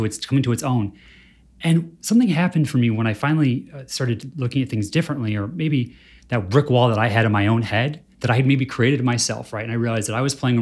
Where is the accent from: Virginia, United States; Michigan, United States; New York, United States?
Michigan, United States; I grew up in Michigan